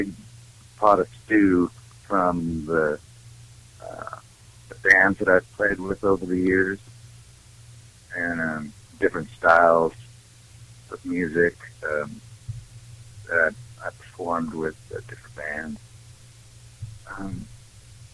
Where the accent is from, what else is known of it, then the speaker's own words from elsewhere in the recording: Great Falls, Montana, United States; also born or lived in Billings, Montana; I grew up more in Great Falls, Montana, which is more central Montana, out on the plains